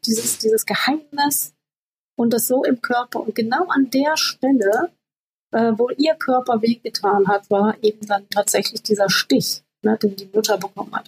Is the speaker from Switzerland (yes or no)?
no; Namibia; moved away; Ich bin in Namibia aufgewachsen